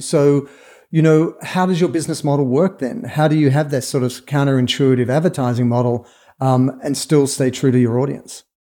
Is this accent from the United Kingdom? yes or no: no; Australia; moved away; as an Australian, I made the pilgrimage to Saatchi and Saatchi and Charlotte Street in London